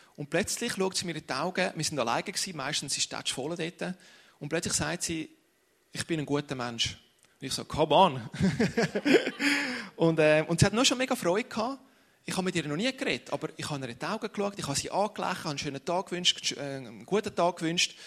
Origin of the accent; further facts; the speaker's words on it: Ticino, Switzerland; ich bin Tessiner